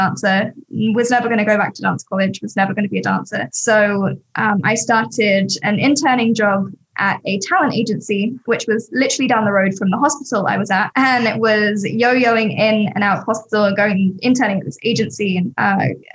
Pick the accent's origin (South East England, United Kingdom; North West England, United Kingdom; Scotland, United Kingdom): South East England, United Kingdom; Sussex; now in Los Angeles, United States; I grew up in Sussex, which is just outside of London, countryside, middle of nowhere, country bumpkin